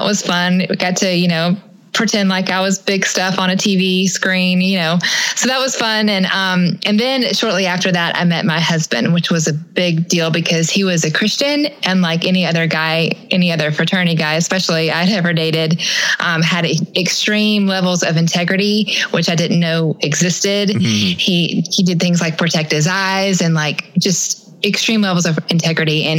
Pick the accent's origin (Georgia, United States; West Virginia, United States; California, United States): Georgia, United States; Atlanta; also born or lived in Statesboro, Georgia; I grew up in Atlanta, Georgia